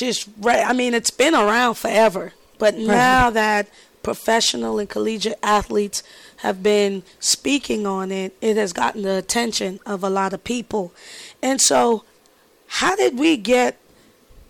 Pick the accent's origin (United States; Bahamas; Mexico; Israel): Bahamas; moved away; born and raised in the Bahamas.